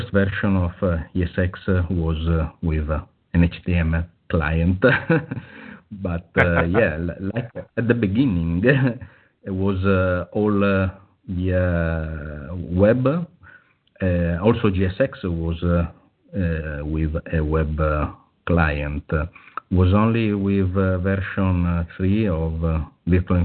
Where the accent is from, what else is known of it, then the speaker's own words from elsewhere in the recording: Italy; English is a second language; I'm from Italy.